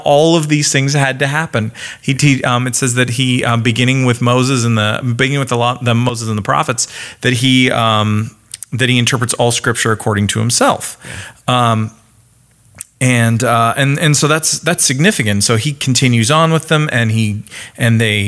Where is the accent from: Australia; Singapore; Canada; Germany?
Canada; I am Canadian